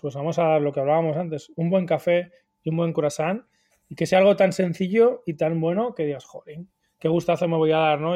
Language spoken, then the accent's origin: Spanish; Huesca, Aragon, Spain; moved away as an adult; also born or lived in Barcelona; soy de Huesca